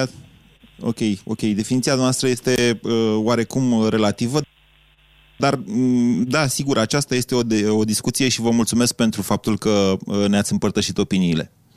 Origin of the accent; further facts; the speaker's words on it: Oltenia, Romania; sunt oltean